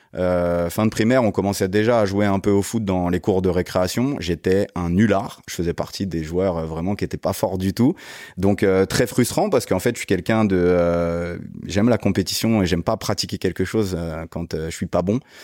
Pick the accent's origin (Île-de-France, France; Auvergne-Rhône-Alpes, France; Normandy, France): Île-de-France, France; Guyancourt; j'ai grandi dans les Yvelines, d'où la relation avec euh, coach euh, Joe dont on parlait tout à l'heure, une ville qui s'appelle Guyancourt